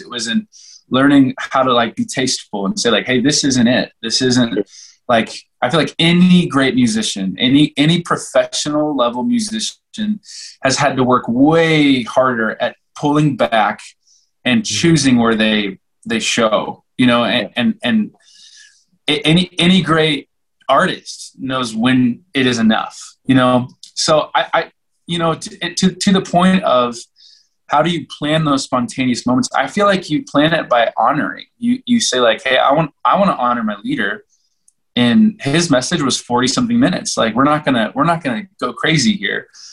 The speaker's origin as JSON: {"language": "English", "region": "Oklahoma", "country": "United States", "moved": "yes", "lives_now": "Colorado, United States", "said": "I'm from Oklahoma"}